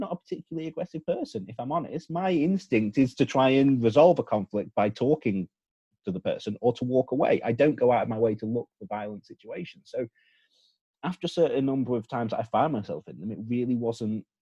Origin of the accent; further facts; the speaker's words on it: United Kingdom; it's okay for us to say these things because we're the British.